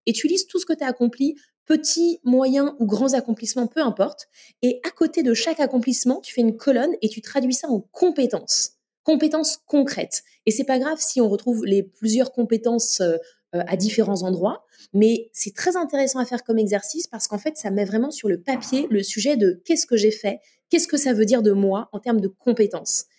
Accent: Paris, Île-de-France, France; also born or lived in São Paulo / New York / Lille; je suis née à Paris

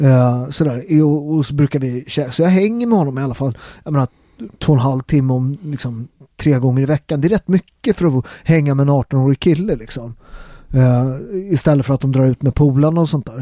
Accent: Italy; now in Sweden; jag var italienare från början, jag är ju svensk medborgare nu

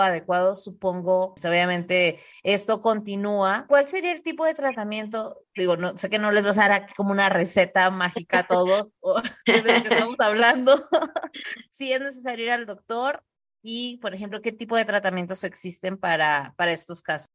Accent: Tijuana, Baja California, Mexico; nosotros somos de Tijuana

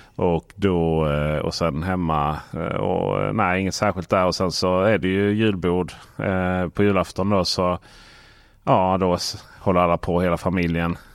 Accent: Blekinge, Sweden; moved away; hemma i Blekinge

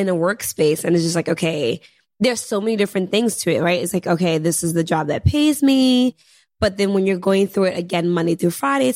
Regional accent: Senegal; I'm from Senegal.

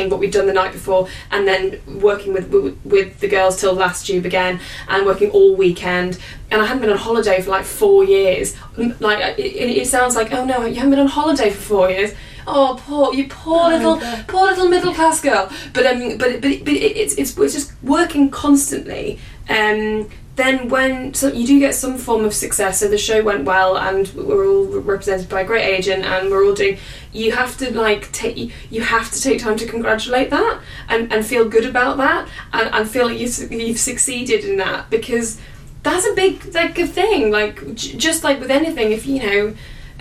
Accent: the north of England, United Kingdom; accent: northern; my northern accent comes through more because it's just and I'm from the north.

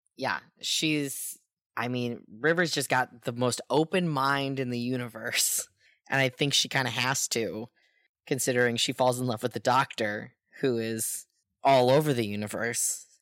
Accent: United States; I'm an American

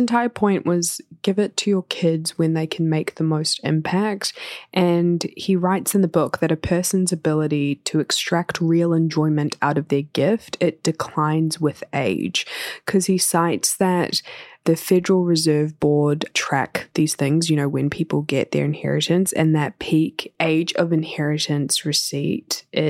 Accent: India; my family live in New Zealand, but we're from India

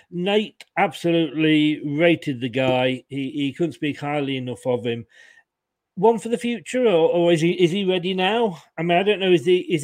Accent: Leicester, East Midlands, United Kingdom; born there; You know, I mean, I was born in Leicester.

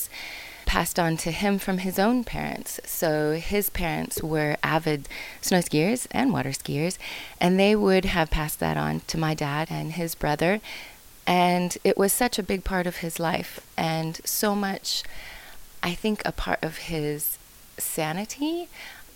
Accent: Issaquah, Washington, United States; I grew up outside of Seattle in a small hamlet called Issaquah

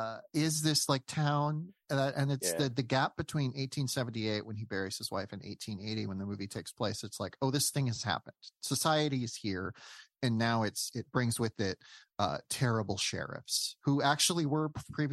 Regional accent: South Dakota, United States; I grew up in this world, and well, not in Wyoming, but I grew up in South Dakota, which is right next door.

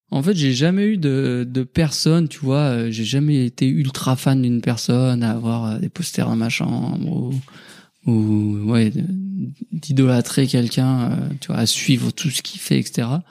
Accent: Haute-Savoie, Auvergne-Rhône-Alpes, France; je suis originaire de la Haute-Savoie, donc pas très loin de Cham

